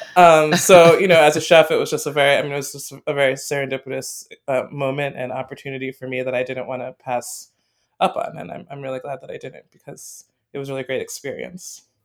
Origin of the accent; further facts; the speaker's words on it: Western Massachusetts, United States; moved away as an adult; also born or lived in New York City / Wisconsin; I grew up in Western Massachusetts